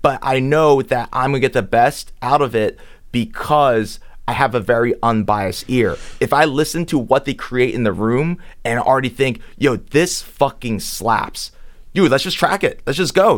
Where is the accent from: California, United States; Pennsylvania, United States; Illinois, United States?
Pennsylvania, United States; Philadelphia; also born or lived in Manhattan, New York; I grew up in Philly. I was born in Manhattan.